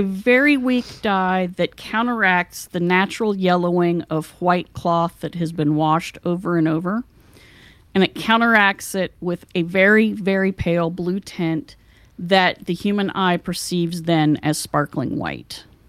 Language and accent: English; West Virginia, United States; moved away; I came from West Virginia where everybody does things the old fashioned way.